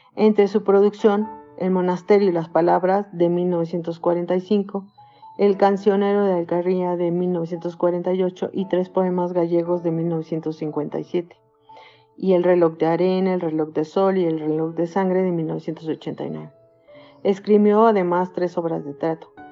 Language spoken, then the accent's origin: Spanish; Mexico; also born or lived in Temoaya, State of Mexico; soy mexicana, tengo 55 años de edad y vivo en Temuaya, Estado de México